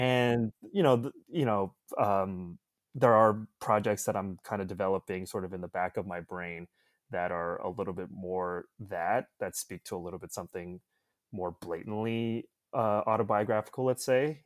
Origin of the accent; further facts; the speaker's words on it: Toronto, Ontario, Canada; also born or lived in Ottawa; I was born in Ottawa, and I grew up in the suburbs of Toronto